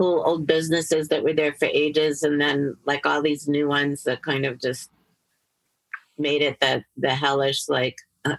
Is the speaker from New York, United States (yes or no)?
yes; New York, United States; now in Los Angeles, United States; I was born in New York.